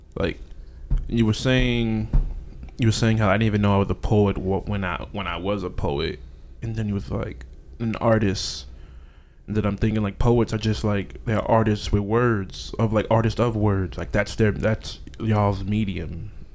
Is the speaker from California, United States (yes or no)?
no; New York City, New York, United States; we're from Brooklyn